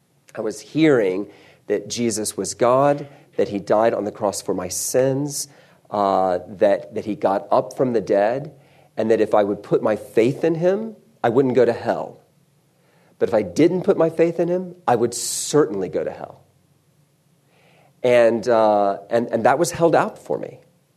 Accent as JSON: {"language": "English", "region": "South Carolina", "country": "United States", "tie": "born or raised there", "also_born_or_lived": "Texas", "said": "I don't sound like it, but I was born in Texas, so I can get a passport when the time comes. And all the Texans got that joke. But I was raised in South Carolina. I was raised in the Deep South of South Carolina."}